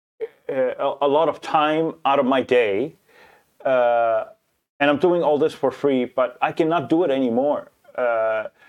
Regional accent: Lebanon; I am from Lebanon

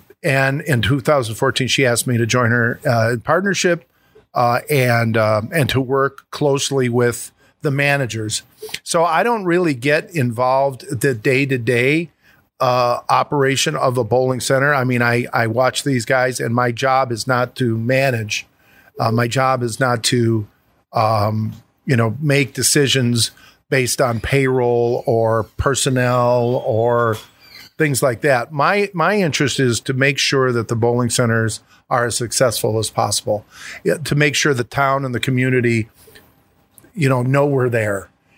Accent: Chicago, Illinois, United States; moved away; I moved to Chicago. I'm from Chicago.

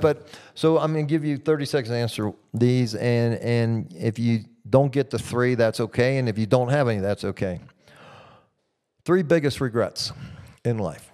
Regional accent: Midwest, United States; moved away; I grew up in the Midwest in America

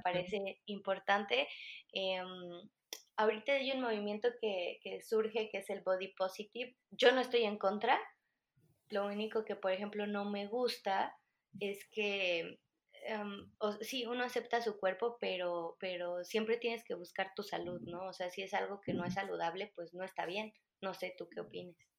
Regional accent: Mexico; aquí en México

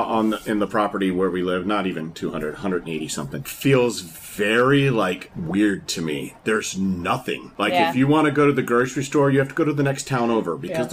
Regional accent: Washington, District of Columbia, United States; moved away as an adult; also born or lived in Los Angeles / Atlanta / Miami / Nashville; So I'm an urban guy. I was born and raised in Washington, D.C. I've lived in L.A., Atlanta, Miami

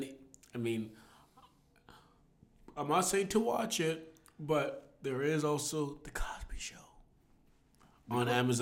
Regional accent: Jamaica; No, I'll have kids because I mean I'm Jamaican and we have to have kids.

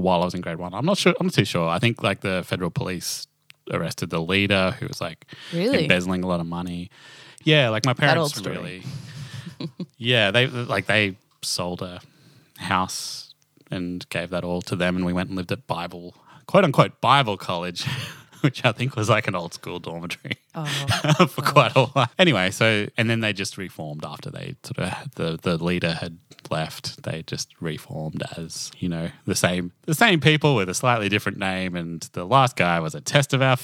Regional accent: Toowoomba, Queensland, Australia; accent: Australian; I grew up in Toowoomba.

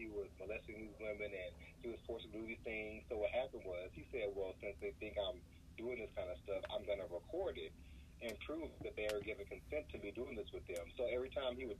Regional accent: Texas, United States; I'm from Texas

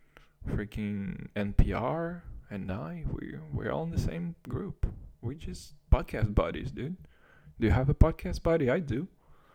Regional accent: Kazakhstan; English is a second language; moved away; I was still growing up in Kazakhstan, which is probably the farthest thing you can imagine from America

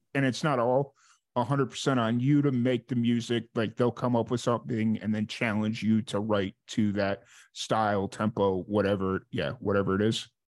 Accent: Chicago, Illinois, United States; now in Florida, United States; that's where I'm from. I grew up around Chicago

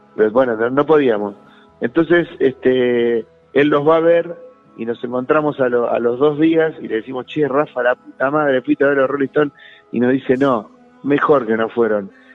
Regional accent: Santa Fe, Argentina; moved away; volver a ir a Santa Fe, a mi tierra natal, a ver a mi familia de sangre

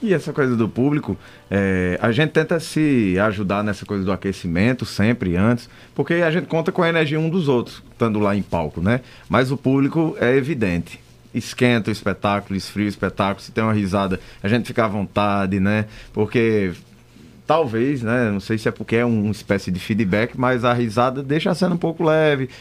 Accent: Bodocó, Pernambuco, Brazil; also born or lived in Juazeiro do Norte, Ceará; Eu nasci no Juazeiro, né? Juazeiro do Norte, do Padre Cícero. Fui criado em Bodocó, no sertão

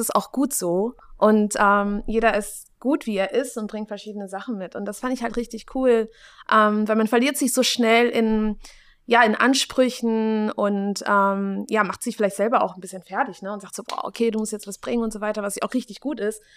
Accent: Germany; ich bin in Deutschland aufgewachsen

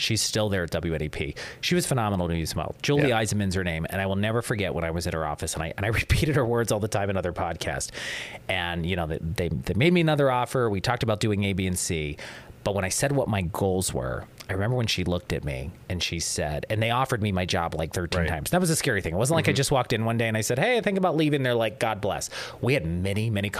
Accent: Johnstown, Pennsylvania, United States; moved away as an adult; now in Northeastern Pennsylvania, United States; I'm originally from Johnstown, Pennsylvania

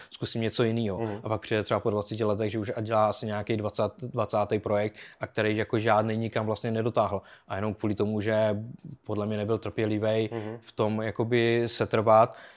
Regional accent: Bruntál, Moravian-Silesian Region, Czechia; moved away as an adult; also born or lived in United Kingdom / Pardubice area; já byl jakoby od Bruntálu

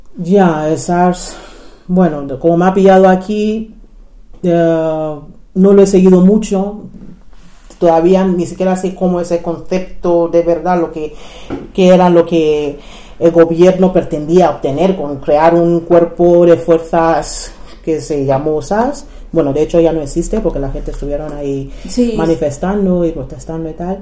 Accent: Nigeria; Spanish is a second language; moved away as an adult; now in Spain; Nací en Nigeria y llegué a España con 18 años

